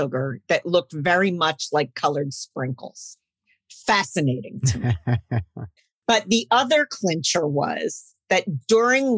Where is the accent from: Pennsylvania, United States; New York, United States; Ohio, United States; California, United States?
Pennsylvania, United States; Philadelphia; I grew up in Philadelphia, and my mother was from England